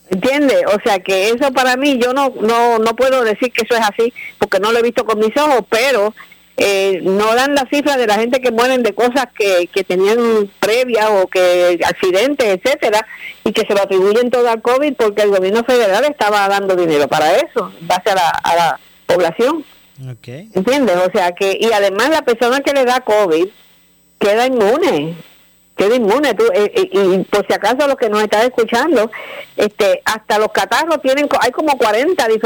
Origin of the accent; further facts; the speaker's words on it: Puerto Rico; also born or lived in Florida; Sí, sí, yo voto en Puerto Rico y yo soy residente